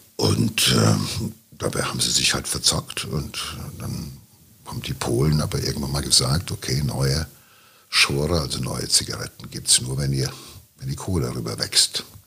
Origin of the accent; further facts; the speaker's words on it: Ruhr area, North Rhine-Westphalia, Germany; hier so bei uns im Pott